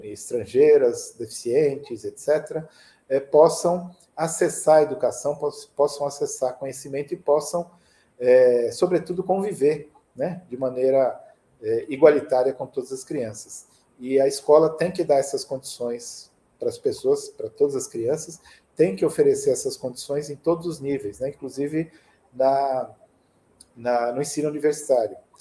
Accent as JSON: {"language": "Portuguese", "town": "São Caetano do Sul", "region": "São Paulo", "country": "Brazil", "tie": "born or raised there", "lives_now": "São Paulo, Brazil", "said": "na minha cidade natal, São Caetano do Sul"}